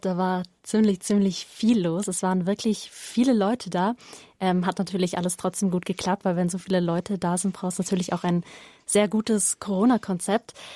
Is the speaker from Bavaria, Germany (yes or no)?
yes; Oberstdorf, Bavaria, Germany; ich komme aus Oberstdorf